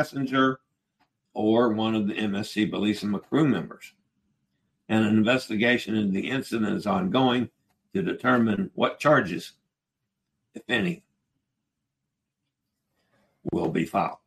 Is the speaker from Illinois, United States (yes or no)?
no; Virginia, United States; I'm from Virginia, and I'm in Nassau in the Bahamas